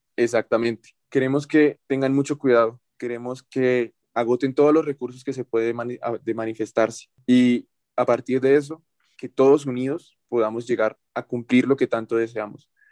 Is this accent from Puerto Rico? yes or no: no; Colombia; nosotros como colombianos